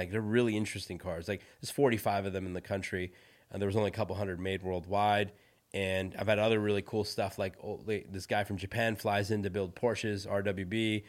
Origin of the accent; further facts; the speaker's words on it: India; So I'm from India, right? My background is Indian. I was born in India. I grew up Hindu.